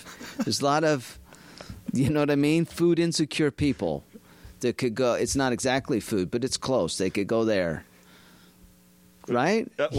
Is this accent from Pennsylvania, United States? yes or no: no; Utah, United States; moved away; I'm from Utah originally